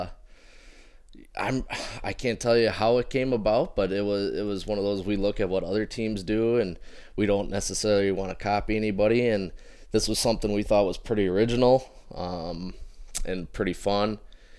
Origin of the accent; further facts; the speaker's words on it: Fort Wayne, Indiana, United States; we're all homegrown right here